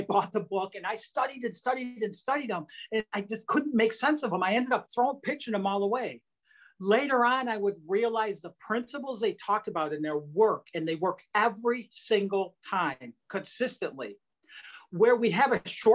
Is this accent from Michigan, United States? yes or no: yes; Detroit, Michigan, United States; growing up in Detroit